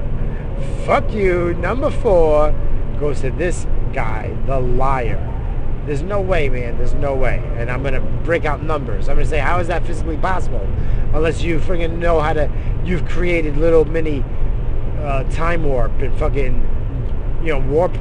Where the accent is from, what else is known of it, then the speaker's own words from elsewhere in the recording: United States; I'm American